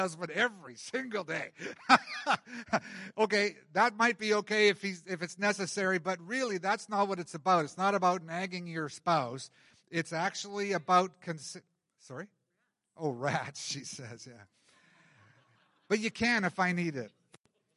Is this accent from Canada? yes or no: yes; Canada; We like being comfortable as Canadian Christians